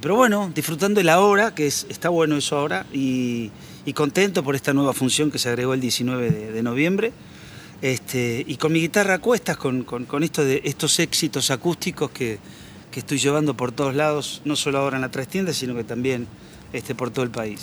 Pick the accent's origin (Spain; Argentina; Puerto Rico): Argentina; San Nicolás de los Arroyos, Buenos Aires Province; de aquellas épocas gloriosas de la infancia en San Nicolás